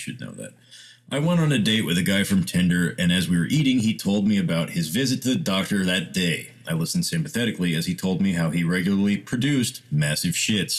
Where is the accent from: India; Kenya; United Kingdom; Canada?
India; I'm Indian, and there's this South Indian dish called masala dosa